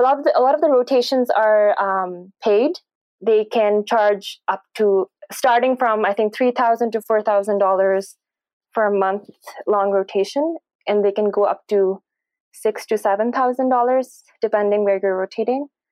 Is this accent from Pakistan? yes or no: yes; Pakistan; I did my uh, medical education from Pakistan, and I'm originally from Pakistan.